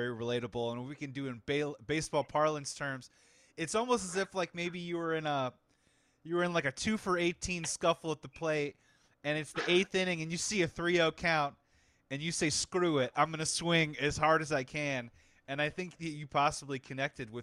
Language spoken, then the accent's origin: English; Chicago, Illinois, United States; growing up in Chicago in the wintertime